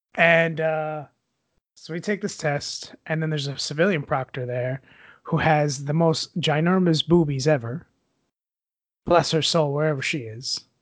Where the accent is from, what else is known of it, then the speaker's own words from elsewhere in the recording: Puerto Rico; growing up in Puerto Rico, we didn't really have internet where we lived.